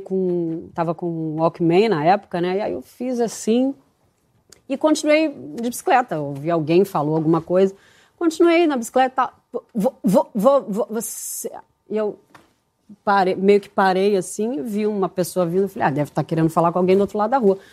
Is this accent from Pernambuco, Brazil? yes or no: no; Rio de Janeiro, Brazil; minha, minha infância era ali, no Leblon dava volta de bicicleta no quarteirão